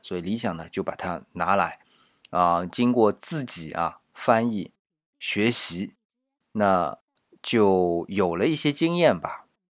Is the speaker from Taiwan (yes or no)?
no; China; 我们中国人